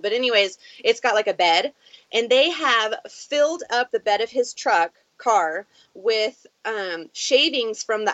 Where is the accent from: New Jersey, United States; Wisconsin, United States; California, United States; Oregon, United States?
Oregon, United States; Southern; I'm from Oregon, Southern Oregon, so we don't get a lot